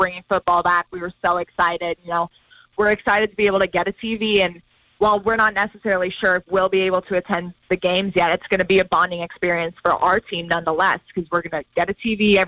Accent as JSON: {"language": "English", "town": "Butte", "region": "Montana", "country": "United States", "tie": "born or raised there", "said": "grow up in Butte"}